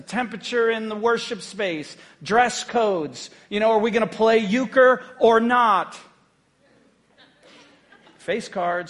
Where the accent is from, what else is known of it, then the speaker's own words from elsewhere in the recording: Haiti; now in United States; When I grew up in Haiti on the mission field, all of us just kind of worked together.